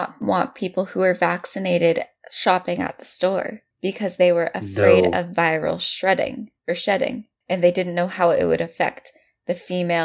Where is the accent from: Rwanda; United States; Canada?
United States; Me as an American